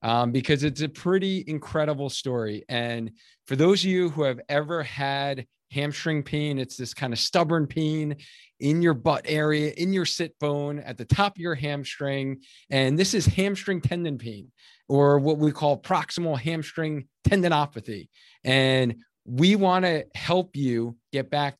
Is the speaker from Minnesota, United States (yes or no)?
no; Cheshire, Connecticut, United States; we are the training partner for the Cheshire Half Marathon. So I'm super excited about that, right in my hometown